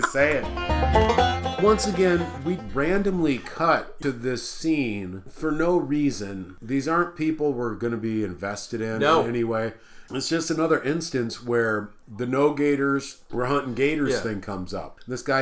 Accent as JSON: {"language": "English", "region": "Midwest", "country": "United States", "said": "I'm from the Midwest"}